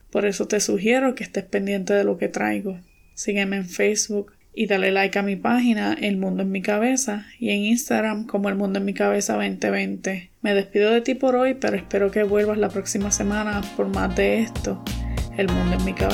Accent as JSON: {"language": "Spanish", "country": "Puerto Rico", "tie": "born or raised there", "said": "tengo 28 años y nací y me crié en Puerto Rico."}